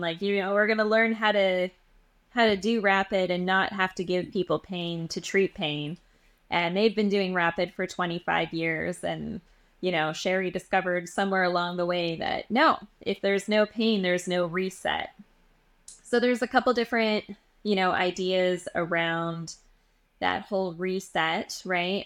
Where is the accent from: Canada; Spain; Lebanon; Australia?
Canada; Edmonton, Alberta; moved away as an adult; now in New York, United States; So I'm from Edmonton, Alberta. I was born and raised, um, in Western Canada.